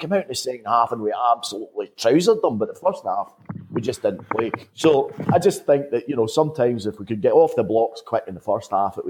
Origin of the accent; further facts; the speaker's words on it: Paisley, Scotland, United Kingdom; I was originally from Paisley